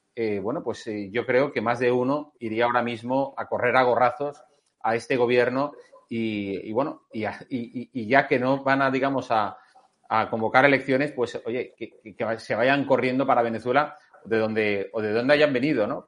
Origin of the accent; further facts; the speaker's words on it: Spain; la verdadera víctima somos los españoles